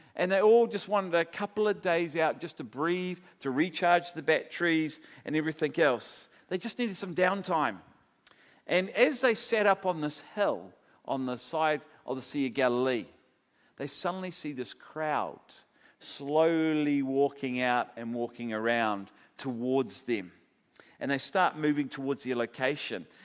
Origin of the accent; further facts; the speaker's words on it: Palmerston North, Manawatū-Whanganui, New Zealand; Palmerston North, where I was brought up in New Zealand